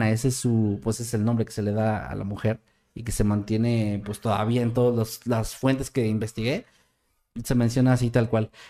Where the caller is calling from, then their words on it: Argentina; desde Argentina.